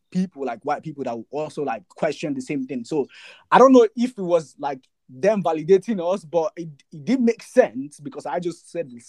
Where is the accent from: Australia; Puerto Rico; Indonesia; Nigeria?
Nigeria; moved away as an adult; now in United Kingdom; Because as a student, I came from Nigeria to the UK. First of all, I didn't realize I was black till I came to the UK.